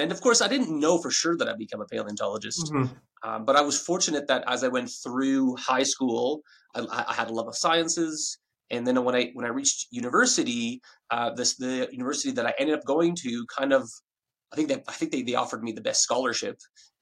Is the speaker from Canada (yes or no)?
yes; Ottawa, Ontario, Canada; moved away as an adult; now in Australia; I'm from Ottawa, Canada